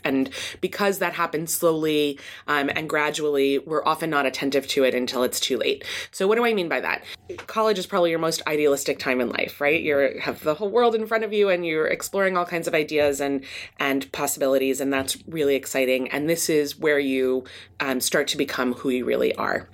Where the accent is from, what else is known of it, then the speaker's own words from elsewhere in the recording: East Coast, United States; moved away as an adult; also born or lived in Midwest; now in California, United States; I grew up on the East Coast and then did my P H D in the Midwest and then came to California